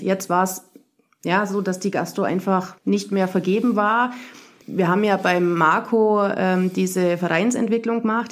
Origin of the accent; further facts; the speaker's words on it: Burgau, Bavaria, Germany; moved away as an adult; ich komme aus Burgau im Schwabenland sozusagen, knapp an der baden württembergischen Grenze, aber noch Bayern. Ähm, ja, ich bin da aufgewachsen